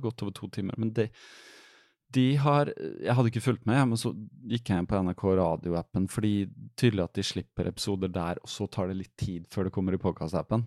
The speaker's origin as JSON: {"language": "Norwegian", "town": "Fredrikstad", "region": "Østfold", "country": "Norway", "moved": "yes", "said": "Jeg er fra Fredrikstad"}